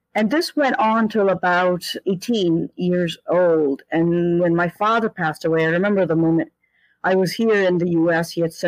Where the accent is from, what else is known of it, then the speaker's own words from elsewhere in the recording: India; born there; Well, I was born in India and I had an experience of source very quickly